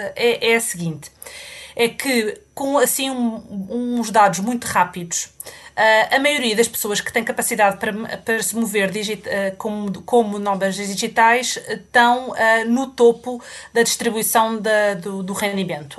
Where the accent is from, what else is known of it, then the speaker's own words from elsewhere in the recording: Portugal; moved away as an adult; now in England; Eu saí de Portugal uh, quando acabei, uh, pouco depois de ter acabado a faculdade, ao fim de pouco tempo de, de, de estar no mercado de trabalho, um, e já vão mais de 20 anos e nunca mais voltei